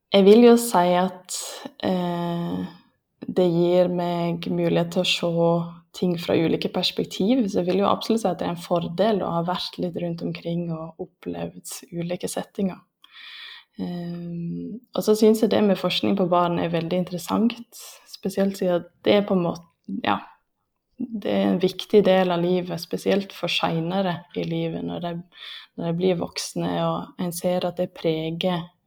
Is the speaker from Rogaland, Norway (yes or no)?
no; Lærdal, Vestland, Norway; now in Lillehammer, Norway; Jeg er fra Lærdal